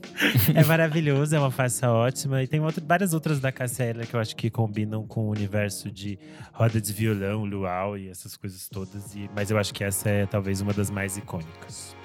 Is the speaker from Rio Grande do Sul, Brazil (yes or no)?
yes; Rio Grande do Sul, Brazil; eu sou do Rio Grande do Sul